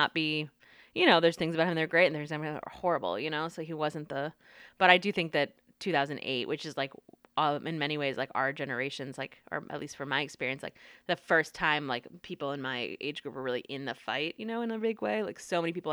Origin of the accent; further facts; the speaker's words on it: North Carolina, United States; also born or lived in Washington, D.C. / Brooklyn, New York; now in Texas, United States; I grew up in North Carolina